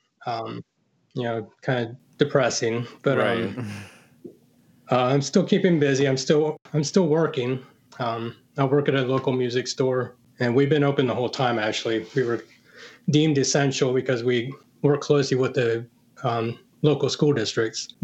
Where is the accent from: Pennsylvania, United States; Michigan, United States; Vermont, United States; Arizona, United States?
Pennsylvania, United States; I grew up in Pennsylvania